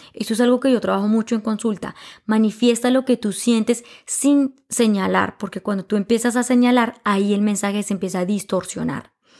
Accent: Colombia; yo sea colombiano

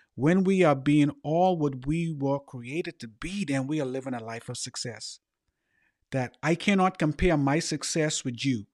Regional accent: Bahamas; moved away; also born or lived in United States; born in the Bahamas

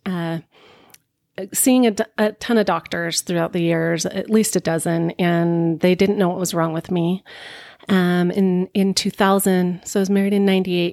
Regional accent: Bountiful, Utah, United States; moved away as an adult; also born or lived in Seattle; I was born and raised Mormon in Bountiful, Utah

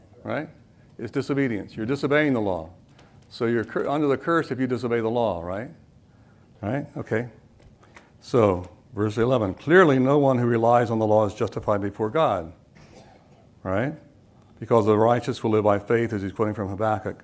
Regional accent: North Florida, United States; accent: southern; I grew up in North Florida

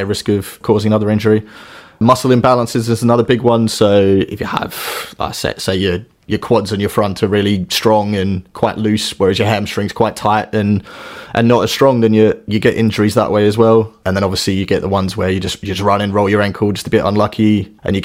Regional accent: Australia; moved away as an adult; I grew up in Australia originally, moved over here about 10 years ago now

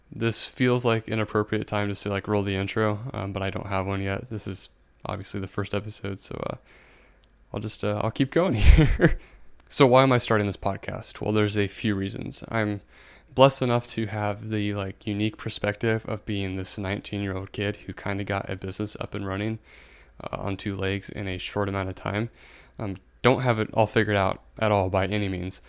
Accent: Indiana, United States; I'm from Indiana

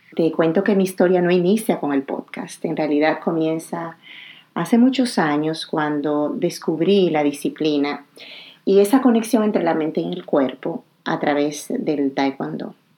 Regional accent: Dominican Republic; moved away as an adult; also born or lived in Morocco / Abidjan, Côte d'Ivoire; mi país, mi tierra natal, la República Dominicana

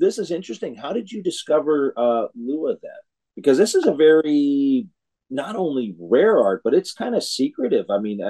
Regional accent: Illinois, United States; now in California, United States; I grew up in Illinois myself. I was born here in California, but I grew up in Illinois.

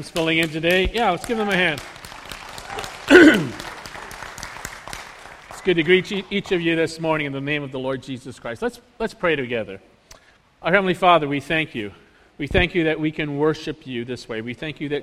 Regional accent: United States; we Americans

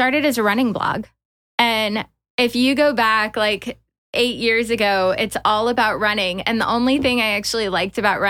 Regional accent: Texas, United States; moved away as an adult; also born or lived in New York; now in St. Louis, United States; I'm not originally from St. Louis, though. I'm born and raised from Texas

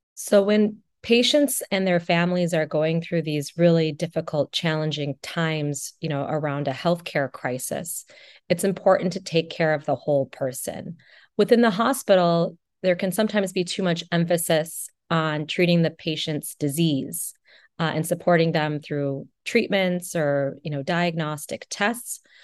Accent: Janesville, Wisconsin, United States; I'm originally from Janesville, Wisconsin

